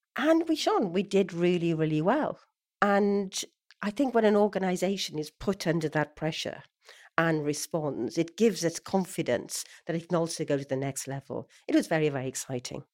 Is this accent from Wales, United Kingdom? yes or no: yes; Swansea, Wales, United Kingdom; born or raised there; moved away